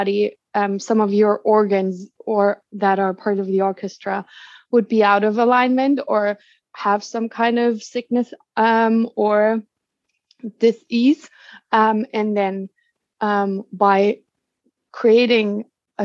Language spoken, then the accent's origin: English; Germany; moved away as an adult; also born or lived in United States; I'm originally from Germany.